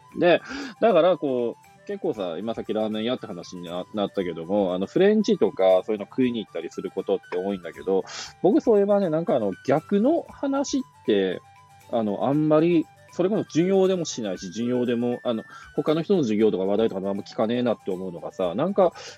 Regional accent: rural Aomori, Japan; also born or lived in France; 青森の片田舎からフランス留学した

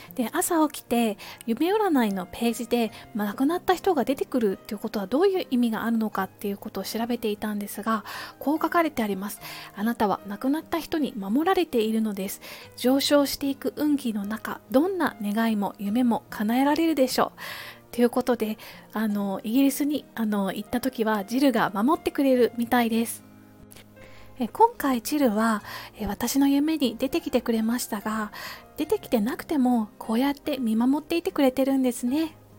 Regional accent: Kansai, Japan; moved away as an adult; also born or lived in United Kingdom; now in Tokyo, Japan; 私は関西の出身なので小さい頃から恵方巻きっていうものはあの身近だったんですけれども大人になってあの東京の方にやってきて

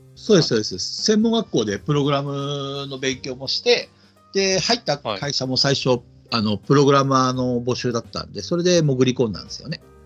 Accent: Asahikawa, Hokkaido, Japan; moved away as an adult; also born or lived in Tokyo / Nagoya; now in Hiroshima, Japan; 僕は旭川出身、旭川育ちで、18まで旭川にいました。

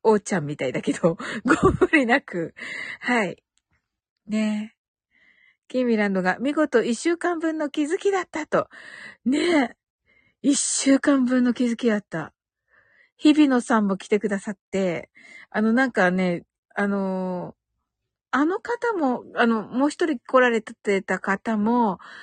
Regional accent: Kyushu, Japan; 九州人だから

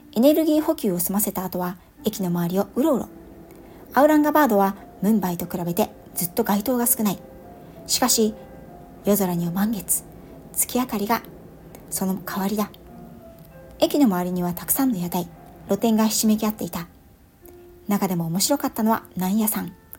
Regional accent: Japan; 自分が何という恵まれた国に生まれ育った

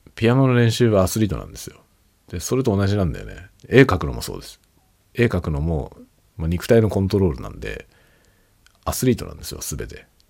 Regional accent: Japan; first language Japanese; 今僕はねネイティブ日本語なので日本人で日本語がネイティブ

